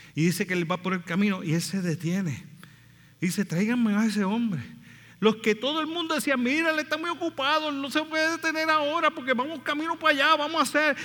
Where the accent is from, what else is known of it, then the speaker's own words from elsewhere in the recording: Puerto Rico; nosotros somos boricuas